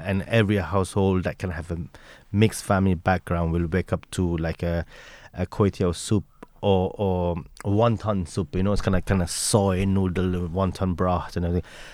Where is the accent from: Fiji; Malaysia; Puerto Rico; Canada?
Malaysia; Taiping, Perak; moved away as an adult; also born or lived in Kuala Lumpur, Malaysia; now in Leitrim, Ireland; so I moved from my Taiping, my hometown Taiping to the city, eh, in Kuala Lumpur at the age of fifteen